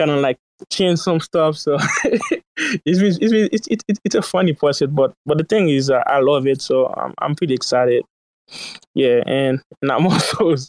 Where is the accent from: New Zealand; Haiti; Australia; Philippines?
Haiti; now in United States; I didn't grow up in the U.S. So one hour I would say I live in the U.S., but I grew up in Haiti, in a sense.